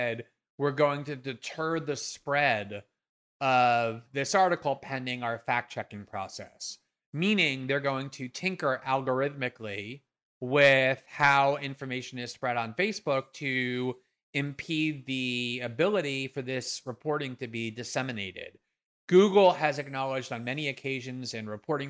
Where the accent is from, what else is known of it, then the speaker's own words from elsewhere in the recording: United States; I'm American